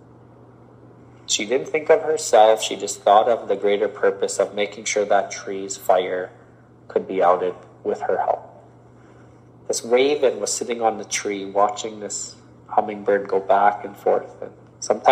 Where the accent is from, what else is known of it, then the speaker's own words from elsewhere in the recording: Canada; As one Indigenous person, I am a Canadian, but I'm also a First Nation person